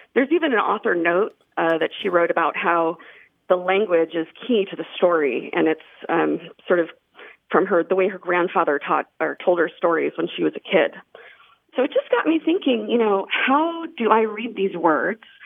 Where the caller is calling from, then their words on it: Tallahassee, Florida, United States; I'm calling from Tallahassee, Florida